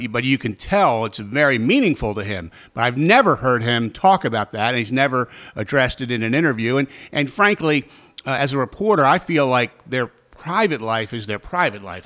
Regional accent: Baltimore, Maryland, United States; also born or lived in Frederick, Maryland / Richmond, Virginia; my hometown of Baltimore

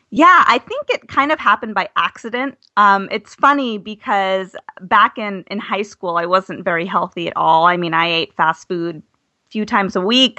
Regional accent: Arizona, United States; moved away as an adult; also born or lived in Flagstaff / Washington, D.C.; I'm from Arizona.

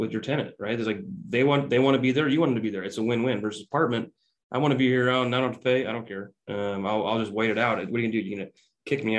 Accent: Quincy, Illinois, United States; also born or lived in Kansas City; I grew up in Illinois, but I went to college in Kansas City

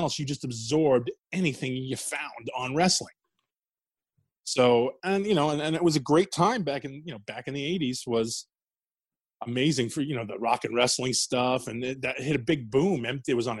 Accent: New York City, New York, United States; moved away; also born or lived in New Jersey; I grew up in Queens

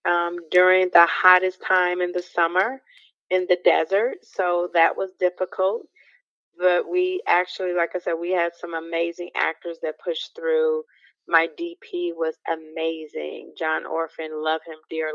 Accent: Chicago, Illinois, United States; moved away as an adult; also born or lived in Milwaukee / Atlanta; now in California, United States; from Chicago. No, I'm not a native of California. I've been here for about a couple, like maybe 2 decades since I believe shortly after 9/11. But I'm a Midwest girl by heart. I'm Chicago by way of Milwaukee and live some in Atlanta.

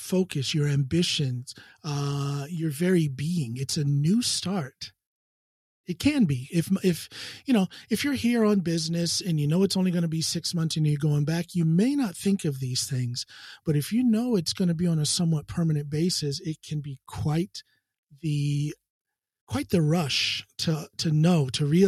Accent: Ohio, United States; moved away as an adult; also born or lived in Chicago; now in Drammen, Norway; I don't go home that often back to Ohio

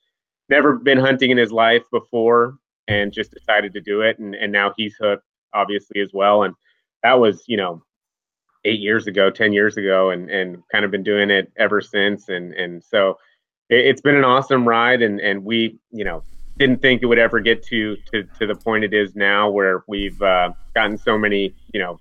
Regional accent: Seattle, Washington, United States; also born or lived in Montana; I grew up out here in Seattle, Washington

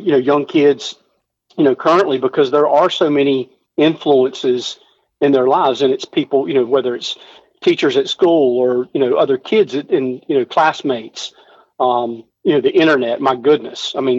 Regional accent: United States; I'm in business for myself, so self-employed. But, yes, and I'm an American.

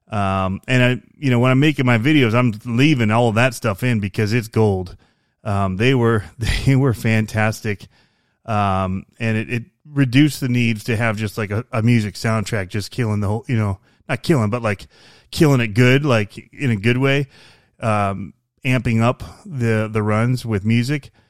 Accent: Michigan, United States; I came from Michigan.

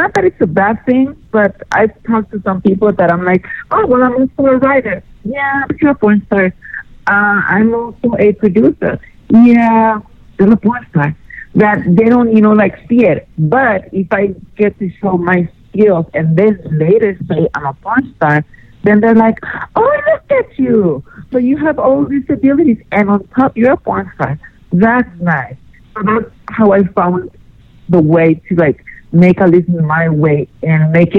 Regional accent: Denver, Colorado, United States; this is Exotica Denver, my hometown.

